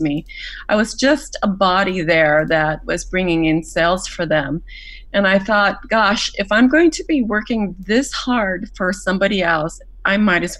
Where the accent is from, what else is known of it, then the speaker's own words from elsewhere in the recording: Mexico; moved away; having grown up in Mexico, I was born and raised in Mexico through my formative years